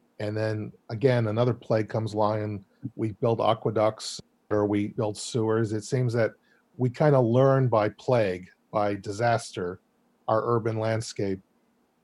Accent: Chicago, Illinois, United States; as a Chicagoan in 2020

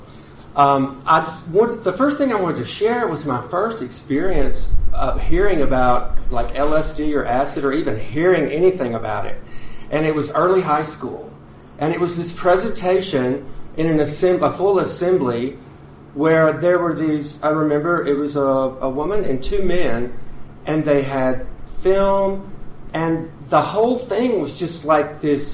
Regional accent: southwest Tennessee, United States; I grew up on a lake in southwest Tennessee

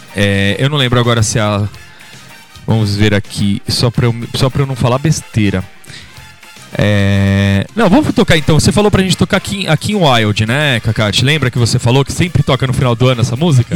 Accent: São Paulo, Brazil; do mesmo lugar que a gente é, aqui de São Paulo

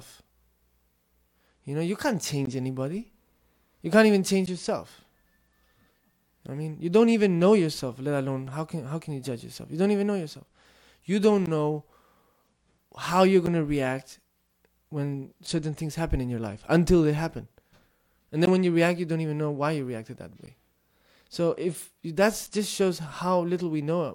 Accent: Tibet, China; first language Tibetan; English is a second language; moved away as an adult; I grew up in Tibetan culture, my first language is Tibetan, most of my life I spent in the monastery with Tibetans

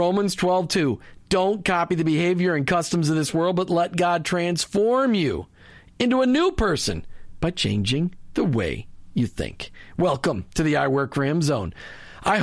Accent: Minnesota, United States; moved away; I grew up in Minnesota.

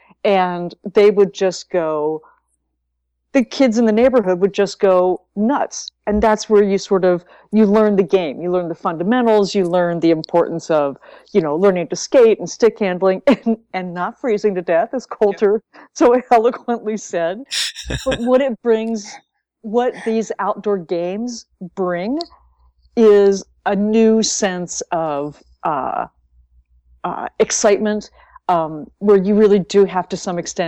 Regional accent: North Dakota, United States; when I was 8 growing up in North Dakota

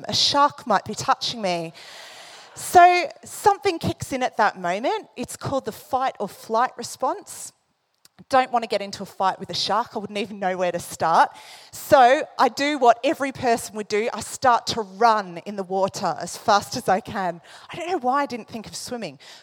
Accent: Australia; moved away; I come from Australia. I grew up, you know, going to the beach a lot

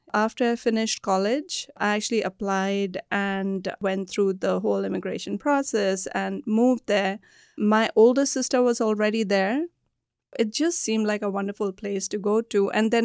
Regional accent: Delhi, India; When I was growing up in Delhi, it was still a very green city.

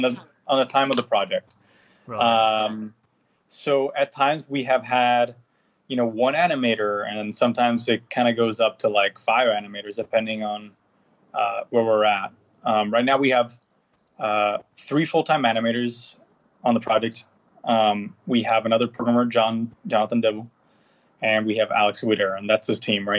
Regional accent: San Juan, Puerto Rico; I was born and raised in Puerto Rico, in San Juan, Puerto Rico

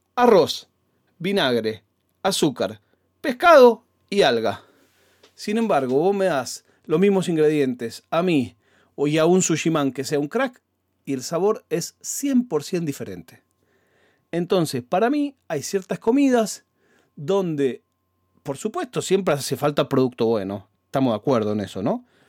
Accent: Argentina; como buen argentino

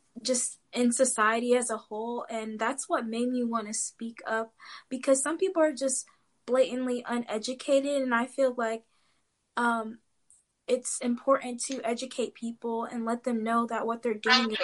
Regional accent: Indianapolis, Indiana, United States; moved away as an adult; now in Bloomington, United States; I'm from Indy and I actually grew up around predominantly Black people

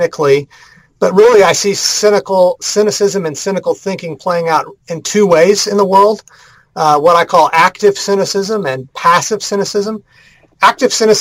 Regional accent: Houston, Texas, United States; moved away as an adult; also born or lived in North Carolina; now in Kansas City, United States; I'm originally from Texas, though. I grew up in the Houston area

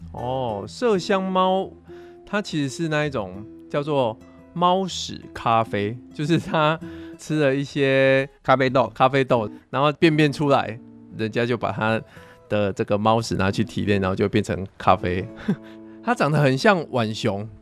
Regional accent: Pingtung County, Taiwan; 都是在屏东长大的

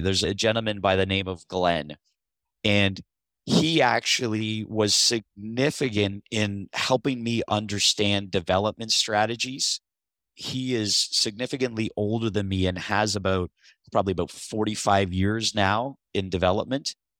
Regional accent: Niagara region, Ontario, Canada; also born or lived in St. Catharines, Ontario; I'm from the Niagara region. I live in Thorold now. I previously lived in Saint Catharines.

